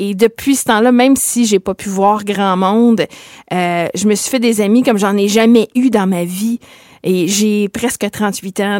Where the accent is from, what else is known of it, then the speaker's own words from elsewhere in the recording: Abitibi-Témiscamingue, Quebec, Canada; moved away as an adult; now in Sudbury, Canada; J'ai grandi au Québec et je m'étais dit, je vais venir à Sudbury. C'est pas loin de par chez nous parce que moi, je viens du Nord, je viens de la l'Abitibi-Témiscamingue